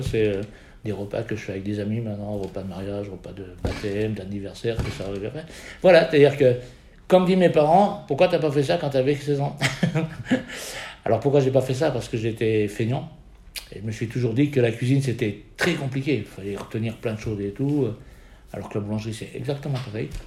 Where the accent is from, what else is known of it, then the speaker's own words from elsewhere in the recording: Lorraine, Grand Est, France; on est Lorraine